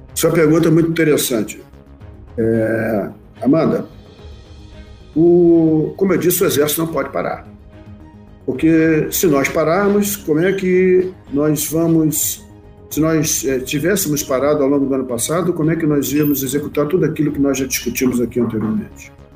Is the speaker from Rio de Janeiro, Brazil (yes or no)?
yes; Rio de Janeiro, Brazil; moved away as an adult; also born or lived in Santana do Livramento / Bagé; now in Santa Maria, Brazil; nascido e criado no Rio de Janeiro